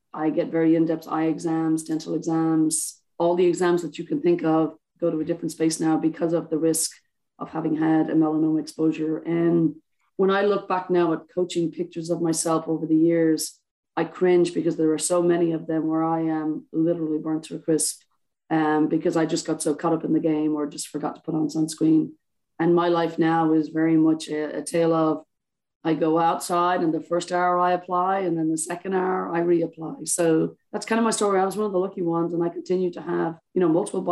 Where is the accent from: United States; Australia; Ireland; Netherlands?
Ireland; I'm Irish